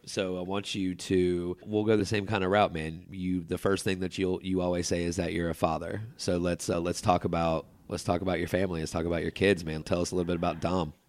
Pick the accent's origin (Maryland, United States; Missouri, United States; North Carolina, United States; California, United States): North Carolina, United States; Chapel Hill; also born or lived in Durham, North Carolina; I grew up in Chapel Hill in a very nice neighborhood